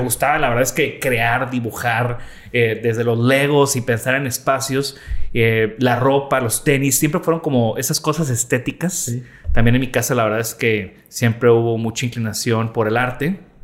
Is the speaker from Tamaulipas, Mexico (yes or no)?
yes; Tampico, Tamaulipas, Mexico; moved away; also born or lived in Netherlands; nací en Tampico, crecí en Tampico, Tamaulipas